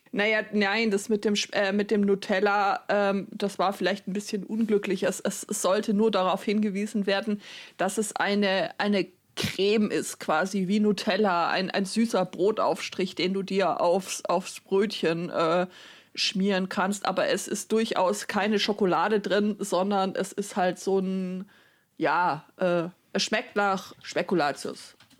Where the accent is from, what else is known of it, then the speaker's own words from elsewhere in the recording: Baden-Württemberg, Germany; now in Bavaria, Germany; dass ich jetzt irgendwie insgesamt länger in Bayern lebe als in Baden-Württemberg, mich aber trotzdem nur so mittel angesprochen fühl, äh, äh, wenn irgendjemand sagt, ja, ihr Bayern.